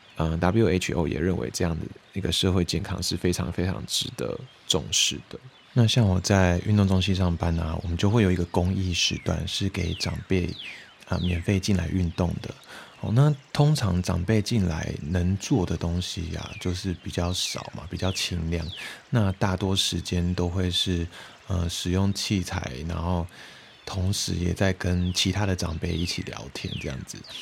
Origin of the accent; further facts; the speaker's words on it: Taiwan; 偶尔会回到我的家乡，然后因为我以前是住在眷村嘛